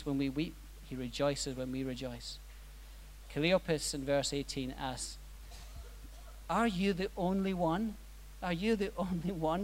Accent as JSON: {"language": "English", "region": "Scotland", "country": "United Kingdom", "said": "I'm Scottish. You've probably worked that out."}